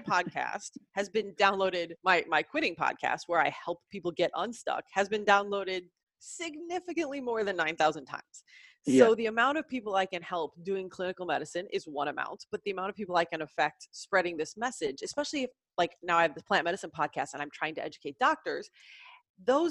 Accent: Southern Illinois, United States; I am from the Midwest, Southern Illinois.

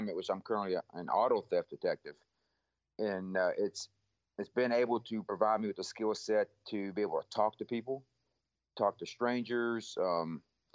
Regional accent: Cleveland, Texas, United States; Born and raised in Texas, East Texas, just north of Houston. Graduated the same high school my parents graduated from, which is Cleveland High School.

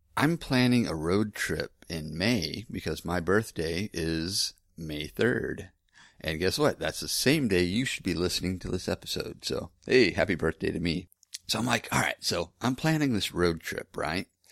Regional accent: Lake Hills, Texas, United States; also born or lived in Houston; I was from Lake Hills, Texas. Um, that's where my dad lives

